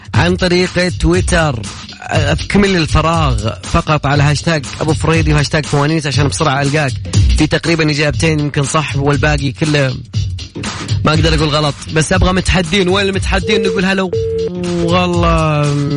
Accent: Sharqia, Egypt; من بلدياتي

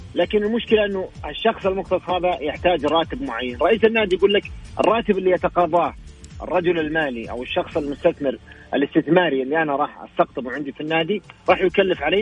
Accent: Saudi Arabia; عندنا في السعودية

